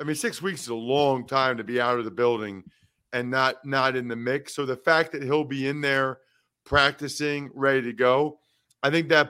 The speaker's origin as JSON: {"language": "English", "town": "West Reading", "region": "Pennsylvania", "country": "United States", "tie": "born or raised there", "said": "I would have driven right back to my hometown after the game."}